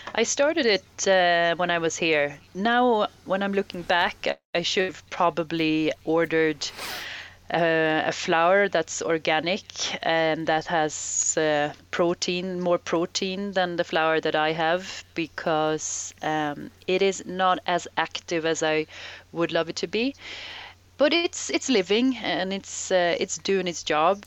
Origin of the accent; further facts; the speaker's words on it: Sweden; moved away as an adult; the environment I I grew up in in Sweden.